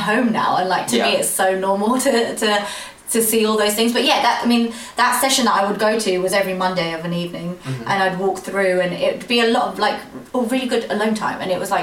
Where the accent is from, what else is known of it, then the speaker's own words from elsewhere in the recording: London, United Kingdom; I'm from London